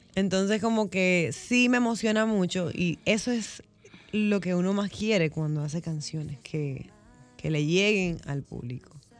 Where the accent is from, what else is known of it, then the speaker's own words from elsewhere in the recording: Barranquilla, Atlántico, Colombia; moved away as an adult; now in Dominican Republic; es mi ciudad donde yo nací